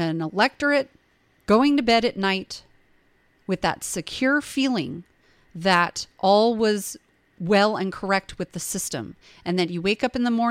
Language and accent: English; United States; also born or lived in California; as an American